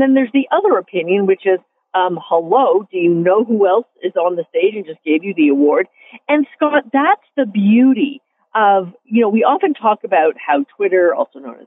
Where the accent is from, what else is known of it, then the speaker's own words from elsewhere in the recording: Canada; I'm a Canadian